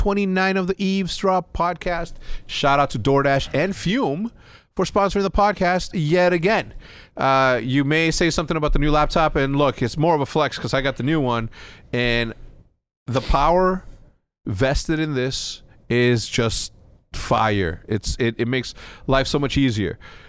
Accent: Mexico; because I grew up in schools in Mexico, okay?

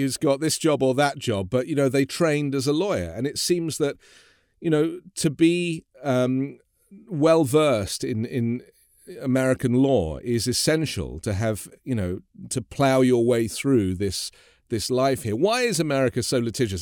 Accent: England, United Kingdom; moved away as an adult; now in Los Angeles, United States; I am from England, obviously, but I, I've been living

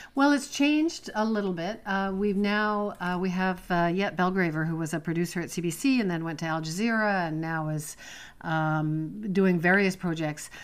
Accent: Toronto, Ontario, Canada; moved away as an adult; also born or lived in Montreal; now in Prince Edward County, Canada; I was born in Montreal, worked in Montreal for a few years, but I was raised and grew up in Toronto

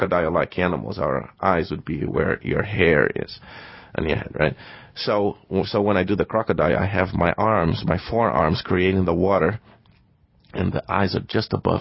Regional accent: Brazil; moved away as an adult; I was born and raised in Brazil

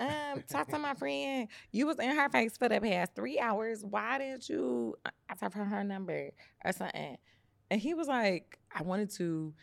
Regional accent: Detroit, Michigan, United States; moved away; I'm from Detroit

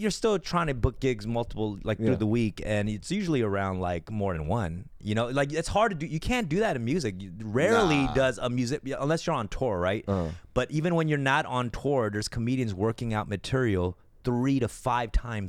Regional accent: Los Angeles, California, United States; Like in my neighborhood at the Wiltern. I sell out the Wiltern in my hometown.

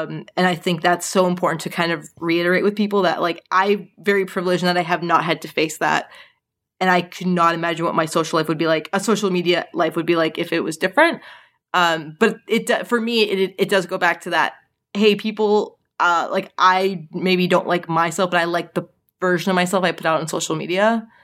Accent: Canada; growing up in Canada

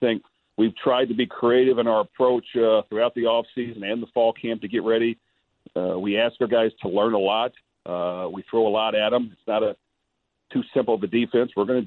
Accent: Louisville, Kentucky, United States; my hometown

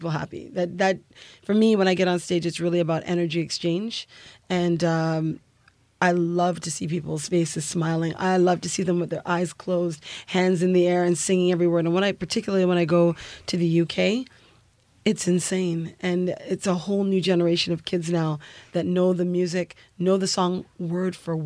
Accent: Canada; Growing up in Canada affords you the opportunity to be exposed to so much. So born and raised with Guyanese immigrants.

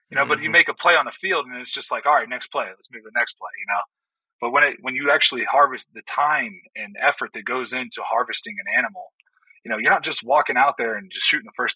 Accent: Ohio, United States; Like I come from Ohio, where if you have one acre and there's a whitetail that comes across your property, you can you know you can hunt it.

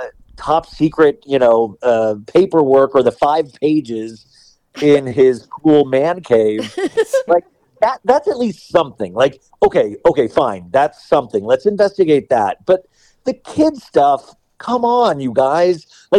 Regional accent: Bakersfield, California, United States; I'm from Bakersfield, which I was like, what is going on in Bakersfield, California, that this guy got elected in the first place?

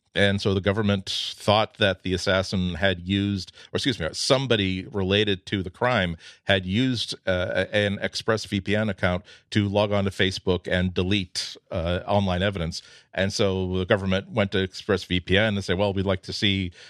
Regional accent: United States; I'm American.

